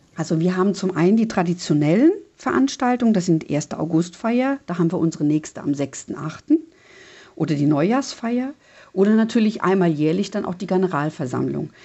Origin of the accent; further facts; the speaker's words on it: Losone, Ticino, Switzerland; now in Aachen, Germany; Da geht es für mich an die Wurzeln zurück in meiner Kindzeit, weil ich immer als Kind oder als Jugendliche auch viele, viele Jahre an äh, äh, direkt im Tessin, also sprich äh, direkt in der Nähe von meiner Heimat von Losone